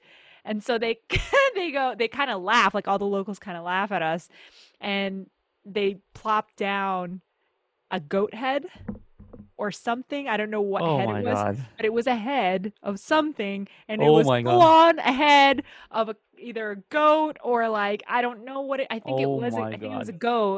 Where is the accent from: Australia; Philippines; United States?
Philippines; Even though I'm Filipino and our words are similar, but certain words are not.